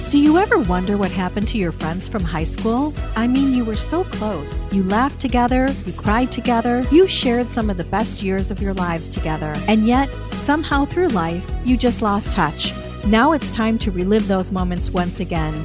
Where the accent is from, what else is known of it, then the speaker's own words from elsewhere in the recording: Michigan, United States; now in Florida, United States; I'm from Michigan